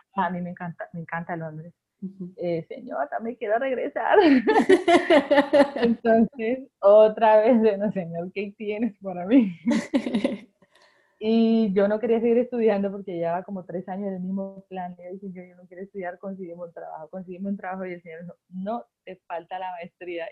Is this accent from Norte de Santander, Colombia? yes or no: no; Barranquilla, Atlántico, Colombia; soy barranquillera